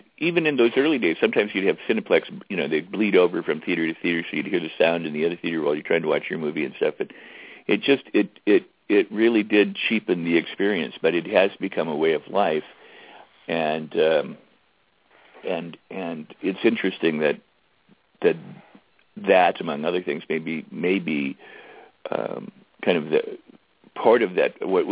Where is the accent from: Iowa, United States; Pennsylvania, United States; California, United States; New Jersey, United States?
California, United States; Los Angeles; growing up in Westwood